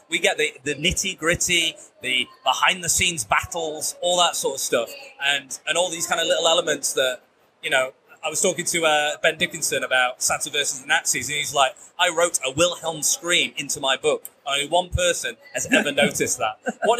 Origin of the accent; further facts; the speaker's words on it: England, United Kingdom; We're English. We're white, pale dudes.